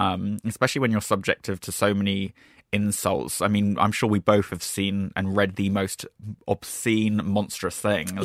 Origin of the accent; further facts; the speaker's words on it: Brighton, South East England, United Kingdom; moved away; also born or lived in London; which is my hometown.